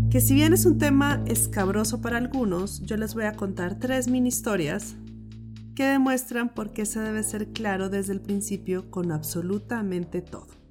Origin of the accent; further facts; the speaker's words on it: Pasto, Nariño, Colombia; crecí en Pasto, donde la cultura es muy desconfiada.